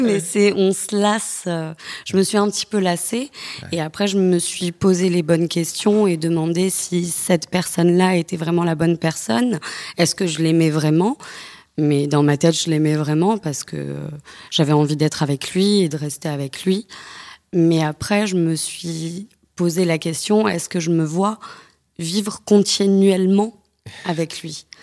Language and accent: French; the South, France; Je ne viens pas de Paris, je viens du Sud.